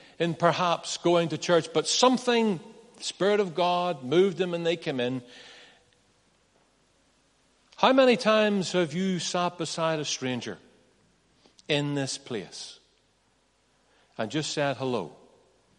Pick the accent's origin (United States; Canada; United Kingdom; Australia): United Kingdom; Northern Ireland; I'm from Northern Ireland